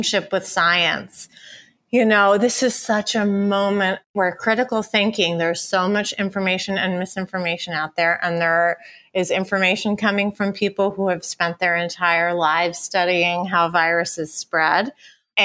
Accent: Ithaca, New York, United States; moved away; I have my same best girlfriends that I grew up with in Ithaca, New York

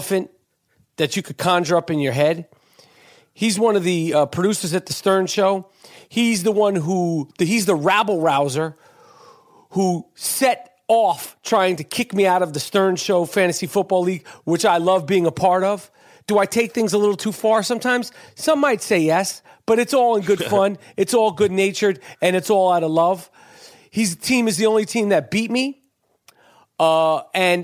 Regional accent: New York City, New York, United States; I'm born and raised in New York City, right in Moneymaker, Manhattan

